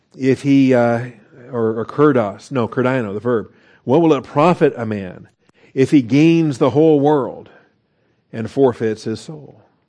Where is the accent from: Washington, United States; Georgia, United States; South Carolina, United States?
Washington, United States; Seattle; growing up in Seattle, Washington